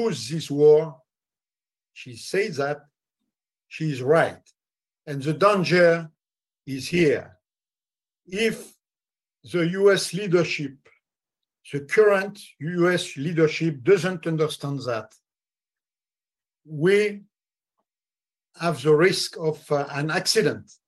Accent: France; I am just a simple and humble French citizen

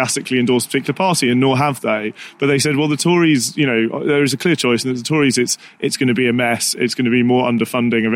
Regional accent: London, United Kingdom; I grew up in Tooting constituency, but it's also in Wandsworth

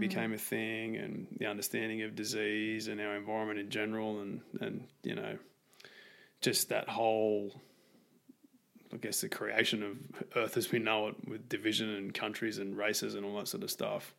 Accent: Australia; I grew up in Australia

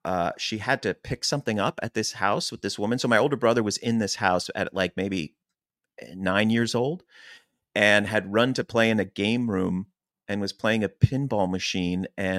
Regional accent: Chester Springs, Pennsylvania, United States; where we grew up in Chester Springs, Pennsylvania, which was very farm, very woodsy, very cornfields.

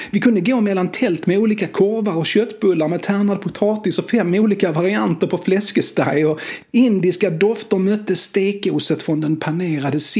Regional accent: Skåne, Sweden; accent: Scanian; jag vet inte om det hörs eftersom jag som det heter tränat bort min dumma dialekt eftersom jag är skåning.

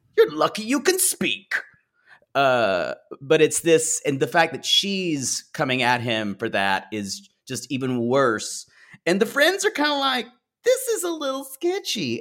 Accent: the South, United States; I grew up Methodist, but around a lot of Baptist churches, um, and, uh, growing up in the South

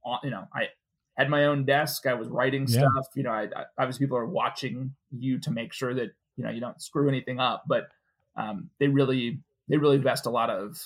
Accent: Minneapolis, Minnesota, United States; moved away as an adult; also born or lived in Wheaton, Illinois; I grew up in Minneapolis, so I was a Midwesterner.

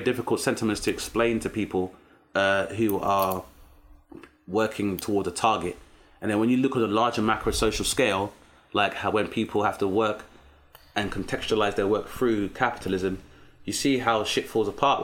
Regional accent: London, United Kingdom; growing up in South East London as a black British male

